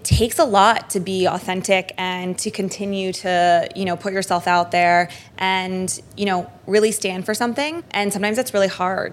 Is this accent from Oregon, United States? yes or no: no; San Francisco, California, United States; moved away as an adult; also born or lived in Santa Clara, California; now in New York City, United States; I'm originally from San Francisco, California, and went to college, Santa Clara University